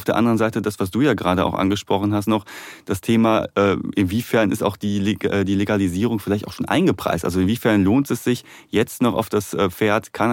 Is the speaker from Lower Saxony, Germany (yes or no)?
no; Duisburg, North Rhine-Westphalia, Germany; komme aus Duisburg